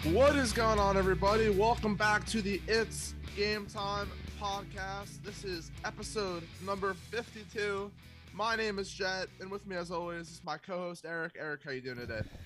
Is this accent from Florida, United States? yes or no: yes; South Florida, United States; I am from South Florida, I am a, an hour or so north of Miami